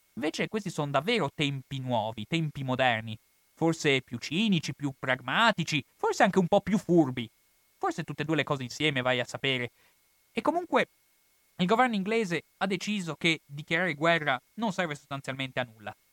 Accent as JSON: {"language": "Italian", "country": "Italy", "said": "per me che sono italiano"}